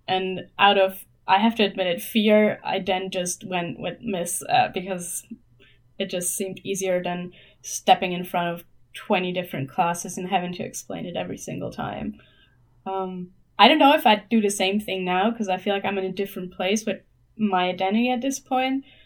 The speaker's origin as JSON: {"language": "English", "country": "Germany", "second_language": "English", "said": "I'm from Germany, um, still live here"}